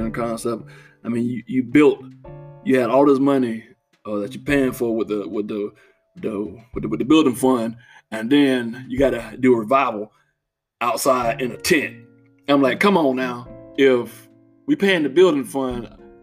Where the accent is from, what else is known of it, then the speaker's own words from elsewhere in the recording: Florida, United States; as a little boy growing up in Florida